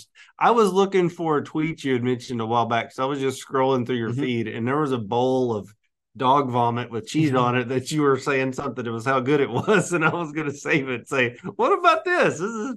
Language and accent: English; Arkansas, United States; I grew up dirt poor in Arkansas, and we didn't eat carp.